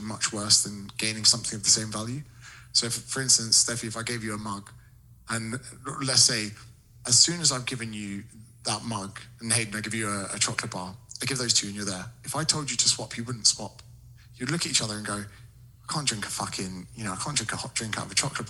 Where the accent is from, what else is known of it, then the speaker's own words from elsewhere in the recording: United Kingdom; in Britain, we're struggling for good content